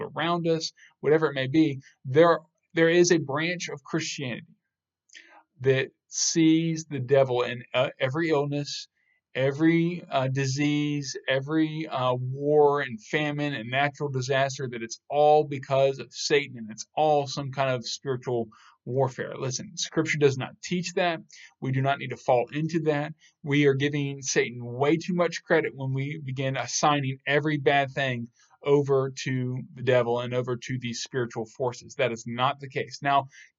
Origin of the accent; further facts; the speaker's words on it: United States; I was born in America